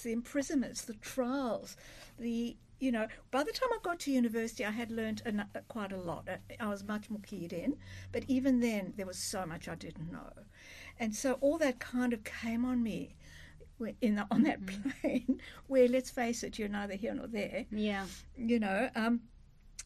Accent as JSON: {"language": "English", "country": "South Africa", "tie": "born or raised there", "moved": "yes", "said": "I was growing up in South Africa"}